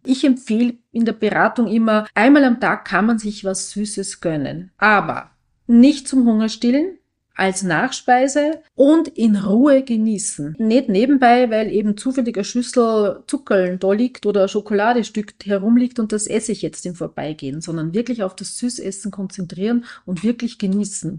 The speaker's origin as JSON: {"language": "German", "country": "Austria", "said": "bei uns in Österreich"}